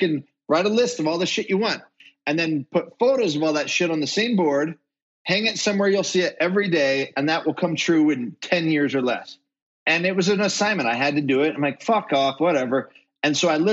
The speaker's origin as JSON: {"language": "English", "region": "Utah", "country": "United States", "said": "I'm from Utah"}